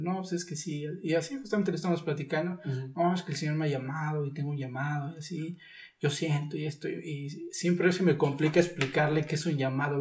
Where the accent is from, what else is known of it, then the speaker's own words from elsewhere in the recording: Texcoco, State of Mexico, Mexico; also born or lived in Pachuca; yo soy de aquí de Texcoco, pero ah. yo estuve en, Pachuca, perdón, estuve estudiando en Pachuca